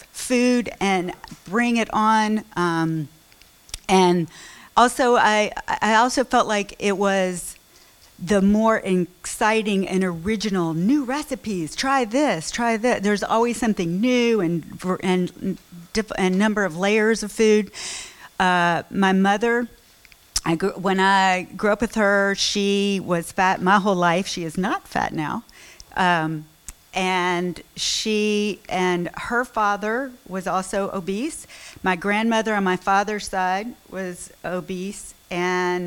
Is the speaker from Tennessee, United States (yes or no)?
yes; Memphis, Tennessee, United States; I grew up in Memphis, another Southerner